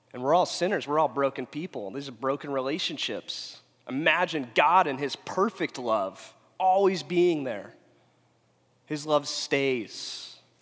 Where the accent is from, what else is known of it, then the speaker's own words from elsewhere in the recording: Huntington Beach, California, United States; also born or lived in Phoenix, Arizona; I'm from Huntington Beach